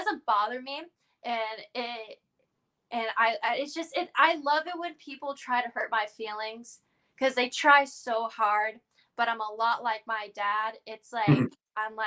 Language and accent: English; Florida, United States; being born and raised in Florida